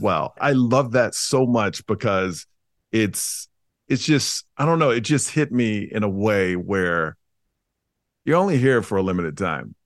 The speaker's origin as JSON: {"language": "English", "town": "Houston", "region": "Texas", "country": "United States", "tie": "born or raised there", "moved": "yes", "lives_now": "Las Vegas, United States", "said": "I grew up in Houston"}